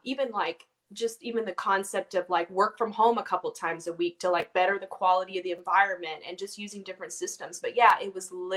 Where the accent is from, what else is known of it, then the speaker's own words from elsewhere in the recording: Orange County, California, United States; growing up where I grew up in Orange County